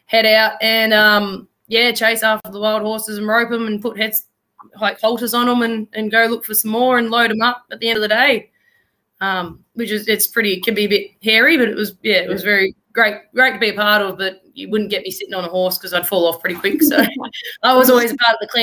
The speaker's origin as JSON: {"language": "English", "town": "Traralgon", "region": "Victoria", "country": "Australia", "tie": "born or raised there", "said": "I'm originally from Gippsland down in Traralgon. Grew up down there"}